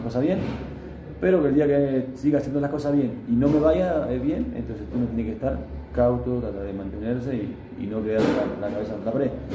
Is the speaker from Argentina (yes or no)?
yes; Argentina; now in Sucre, Bolivia; voy a Argentina porque tengo mi familia allá